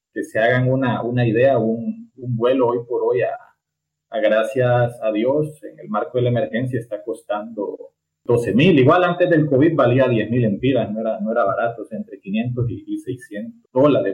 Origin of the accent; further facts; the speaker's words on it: Tegucigalpa, Francisco Morazán, Honduras; me nací y creí en, en Tegucigalpa